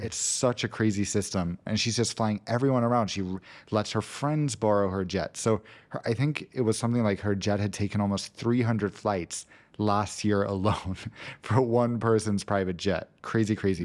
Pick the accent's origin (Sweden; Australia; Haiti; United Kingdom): Sweden; Gothenburg, Västra Götaland; moved away; Gothenburg, where I grew up